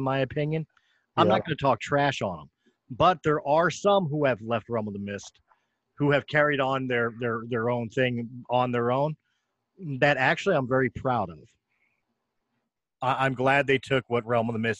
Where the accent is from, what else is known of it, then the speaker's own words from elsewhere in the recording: Philadelphia, Pennsylvania, United States; first language English; born and raised in Philadelphia